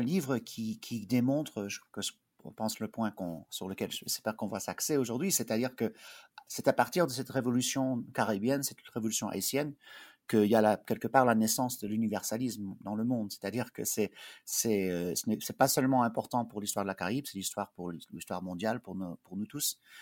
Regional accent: Bethesda, Maryland, United States; also born or lived in Belgium; je suis de, d'une famille belge. On a émigré aux États-Unis quand j'étais euh, bébé, mais j'ai grandi euh, à Bethesda, mais à l'extérieur de Washington euh, D.C.

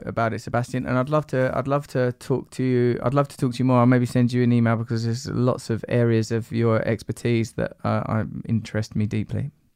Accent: United Kingdom; being British

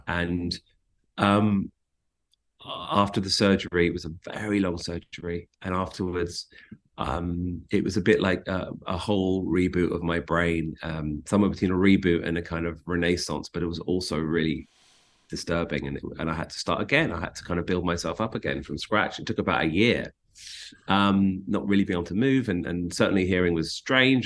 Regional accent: London, United Kingdom; moved away as an adult; also born or lived in South Africa; now in Los Angeles, United States; growing up in London

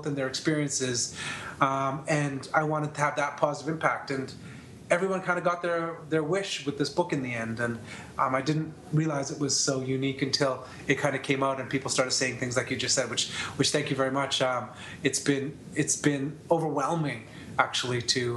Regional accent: Canada; I'm from Canada, so my story is obviously most well-known here

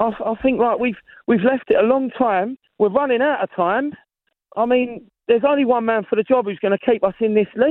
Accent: Croydon, London, United Kingdom; I'm from Croydon, mate

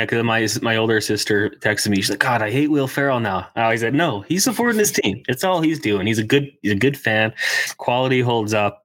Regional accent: Edmonton, Alberta, Canada; I'm from Edmonton, worked uh, production for the Oil Kings

